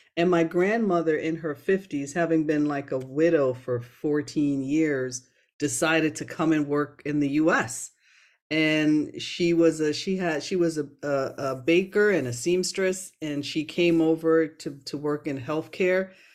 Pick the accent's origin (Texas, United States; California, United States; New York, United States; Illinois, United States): New York, United States; Brooklyn; accent: Americanized; also born or lived in Jamaica; grew up after immigrating to the U S with my family in Brooklyn, New York.